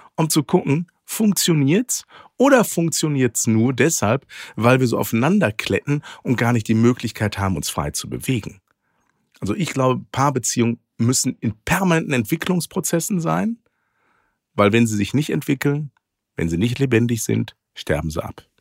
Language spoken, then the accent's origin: German; Ruhr area, North Rhine-Westphalia, Germany; Ich bin ja im Ruhrgebiet groß geworden